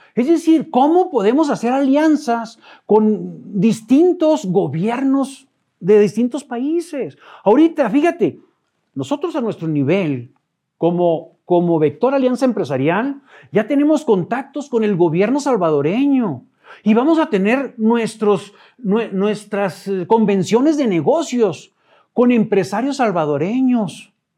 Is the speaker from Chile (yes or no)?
no; Ojinaga, Chihuahua, Mexico; moved away as an adult; also born or lived in Odessa, Texas; now in Chihuahua, Mexico; soy de Ojinaga